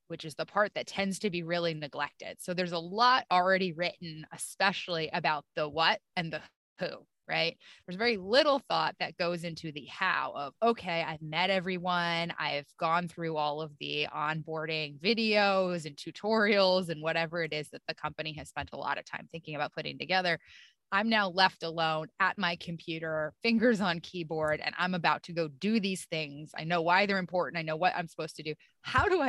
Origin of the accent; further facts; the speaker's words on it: upstate New York, United States; moved away; Grew up in upstate New York, pretty close to the Canadian border, in a small, very cold and snowy town.